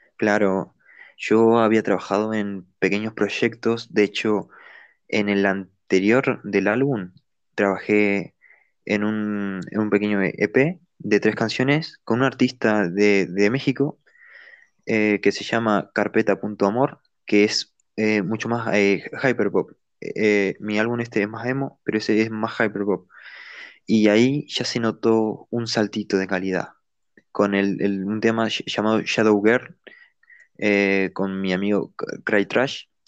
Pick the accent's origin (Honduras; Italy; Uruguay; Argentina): Uruguay; moved away as an adult; now in Spain; Soy de, de eh, Uruguay, pero desde 2018 estoy viviendo en España